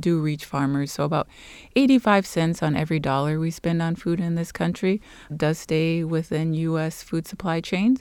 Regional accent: Los Angeles, California, United States; moved away as an adult; also born or lived in Guatemala; I'm originally from Los Angeles, California

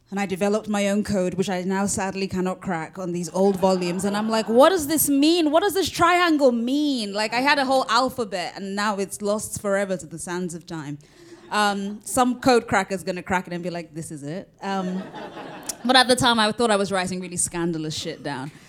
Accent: United Kingdom; I am both Nigerian and British

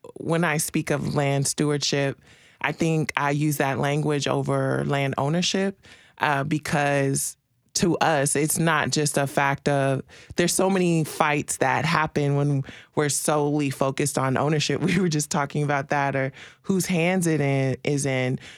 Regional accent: Marshall, Texas, United States; moved away; I'm originally from Texas. Um, my family, on both sides of my family are six, seven generations in East Texas, Marshall, Texas.

